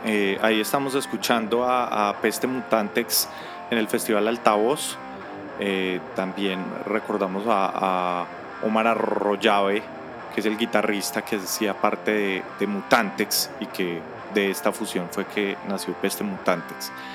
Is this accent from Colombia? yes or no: yes; Bogotá, Colombia; also born or lived in Miami; yo soy de Bogotacito lindo